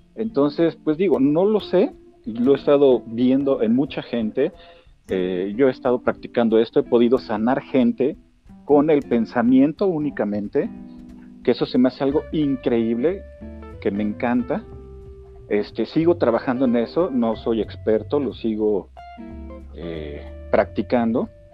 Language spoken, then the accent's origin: Spanish; Mexico City, Mexico; also born or lived in Querétaro; soy originario de, la Ciudad de México, soy chilango